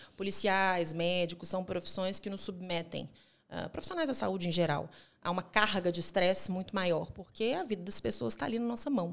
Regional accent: Minas Gerais, Brazil; also born or lived in Rio de Janeiro; now in Belo Horizonte, Brazil; eu não quis ficar no Rio de Janeiro, quis uhum. voltar para Minas Gerais. Eu não sou de Belo Horizonte, mas me sinto nascida aqui

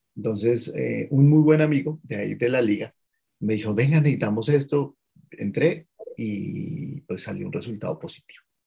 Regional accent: Colombia; soy un ciudadano colombiano de 43 años

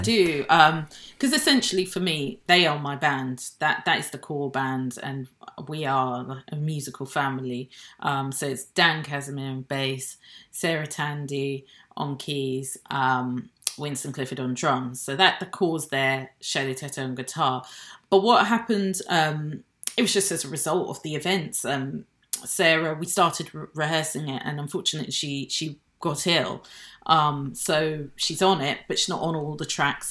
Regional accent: Nigeria; now in United Kingdom; I'm British, I have a British passport, um, but I wasn't born in this country. I was born in Nigeria

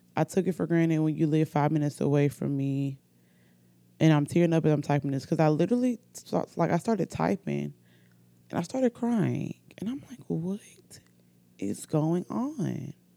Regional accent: Oxford, Alabama, United States; accent: country; also born or lived in Norfolk, Virginia; I'm from Oxford, Alabama. I was born in Norfolk, Virginia, but I've been in Alabama most of my life. Um, I'm pretty sure I have a country accent.

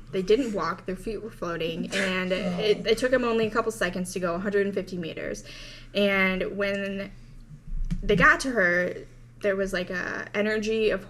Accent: United States; I grew up in America.

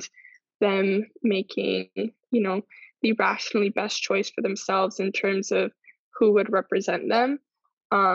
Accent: Miami, Florida, United States; also born or lived in Cuba; I'm from Miami, but originally from Cuba

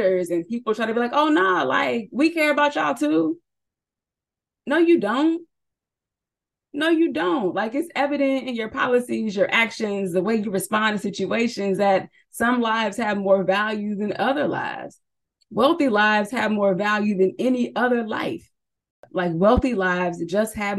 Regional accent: California, United States; accent: Southern California; moved away as an adult; I was born and raised in California.

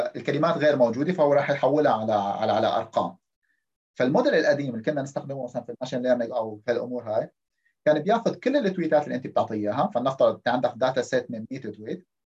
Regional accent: Syria; moved away as an adult; معدلي بسوريا

